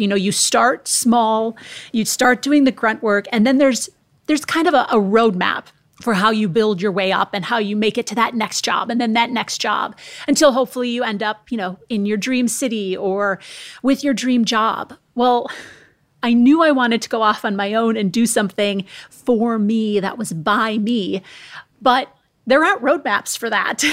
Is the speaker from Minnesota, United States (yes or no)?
yes; Minnesota, United States; now in California, United States; I'm from the Midwest in the United States. I'm from Minnesota.